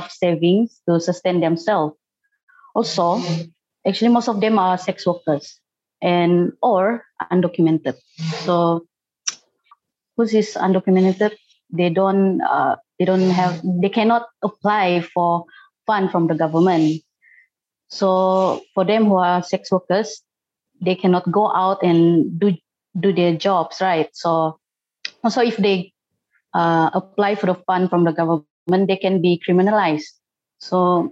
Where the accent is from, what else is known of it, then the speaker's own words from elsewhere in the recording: Sabah, Malaysia; I am from Sabah